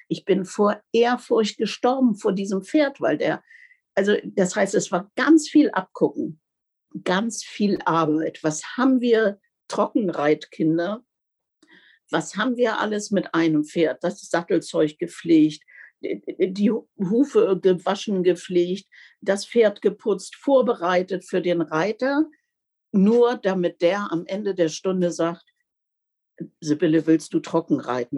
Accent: Bendestorf, Lower Saxony, Germany; bei uns in Bendesdorf, also das ist ja auch alles noch eine ganz andere Zeit gewesen, also draußen im Landkreis

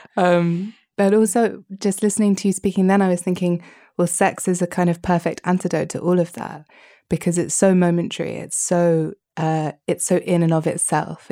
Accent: United Kingdom; as a Brit

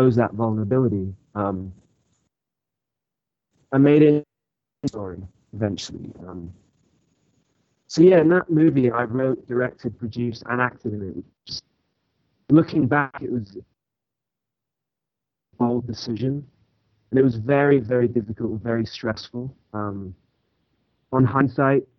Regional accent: England, United Kingdom; also born or lived in Orange County, California; now in United States; I'm actually from England originally. And when I came to America, my dad got a job in Orange County

